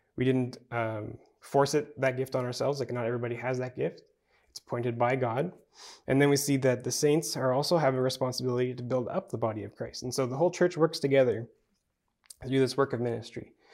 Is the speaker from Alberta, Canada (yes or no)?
no; Manitoba, Canada; maybe it's because I'm from Manitoba